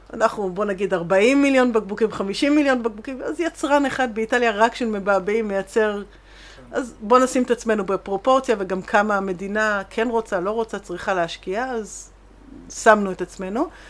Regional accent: Israel; אנחנו מאוד ישראלים ויש לנו את האופי המאוד מאוד מאוד אה, ברור ומוחצן ואקטיבי שלנו

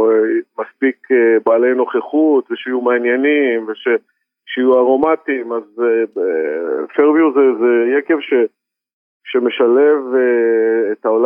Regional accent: Israel; אני יודע, אני מכיר מאוד את הצרכן הישראלי כי אני הצרכן

